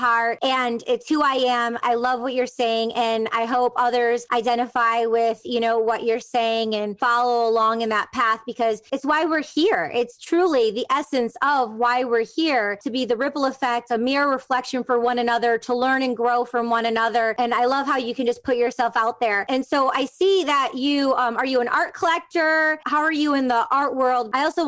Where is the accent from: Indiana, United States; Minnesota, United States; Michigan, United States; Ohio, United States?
Michigan, United States; Detroit; born or raised there